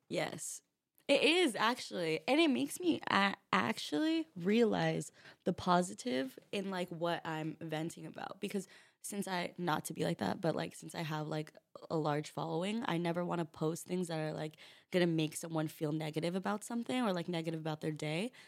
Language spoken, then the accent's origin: English; Rancho Cucamonga, California, United States; now in New York, United States; I'm from a small town three hours away from L A. It's called Rancho Cucamonga.